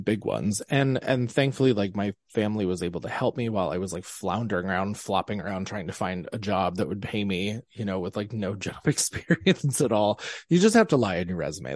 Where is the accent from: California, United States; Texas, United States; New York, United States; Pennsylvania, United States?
Pennsylvania, United States; I am from Pennsylvania. I grew up in Amish land.